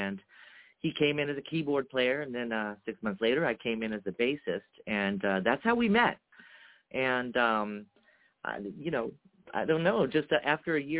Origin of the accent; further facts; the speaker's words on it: Seaside, California, United States; first language Japanese; English is a second language; now in Las Vegas, United States; I'm originally from Seaside, California